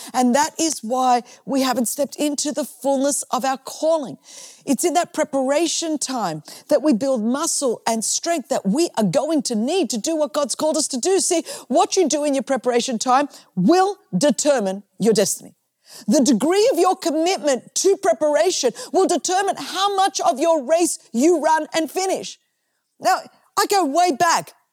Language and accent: English; Australia; I'm from Australia